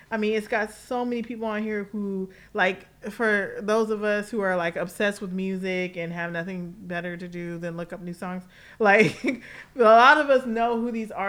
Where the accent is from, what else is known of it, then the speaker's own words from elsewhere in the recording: Los Angeles, California, United States; also born or lived in New York; a Los Angeles native, I mean, I'm all I represent all LA all day, even though sometimes I sound like I'm from New York, and I know some of y'all are straight up confused.